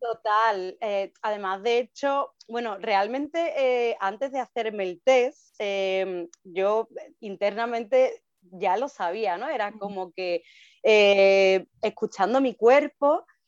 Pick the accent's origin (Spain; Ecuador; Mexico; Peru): Spain; Seville, Andalusia; yo soy de Sevilla y vivimos aquí en Sevilla